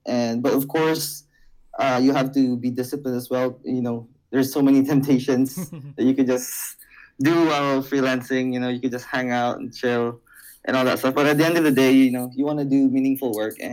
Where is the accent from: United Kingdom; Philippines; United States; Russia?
Philippines; Iloilo City, Western Visayas; I am from Iloilo City, Philippines